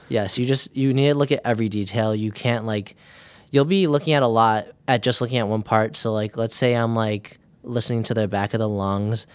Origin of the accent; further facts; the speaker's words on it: Mundelein, Illinois, United States; I'm from Mundelein, Illinois.